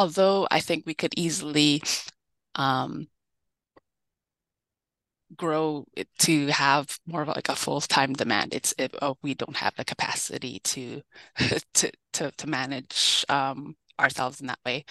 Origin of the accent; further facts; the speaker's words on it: Winnipeg, Manitoba, Canada; I'm born and raised in Winnipeg.